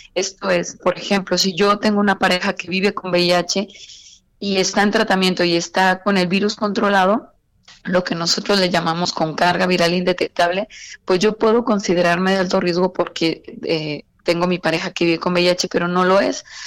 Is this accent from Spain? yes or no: no; Mexico; nosotros como mexicanos